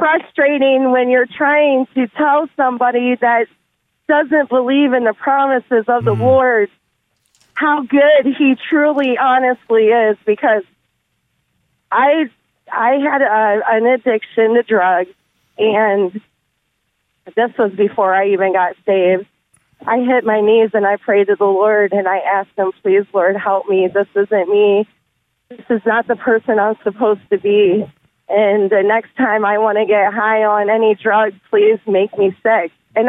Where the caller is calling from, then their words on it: Fostoria, Ohio, United States; I am calling from Fostoria, Ohio.